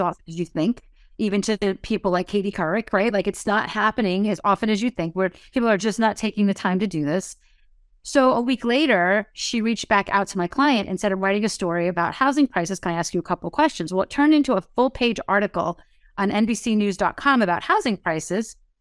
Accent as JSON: {"language": "English", "region": "New Jersey", "country": "United States", "said": "I'm from New Jersey."}